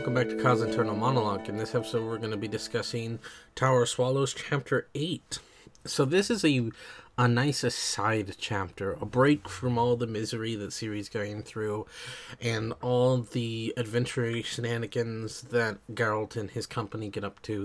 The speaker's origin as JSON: {"language": "English", "country": "United States", "said": "I am American"}